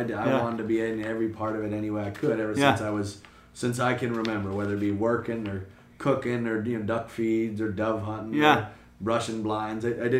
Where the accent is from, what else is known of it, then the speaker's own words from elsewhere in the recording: West Sacramento, California, United States; I'm born and raised in West Sacramento, California. My family's been there for almost a century.